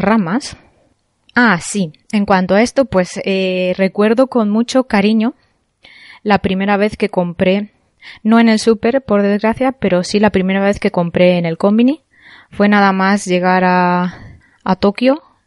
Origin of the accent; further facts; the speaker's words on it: Spain; now in Japan; yo soy española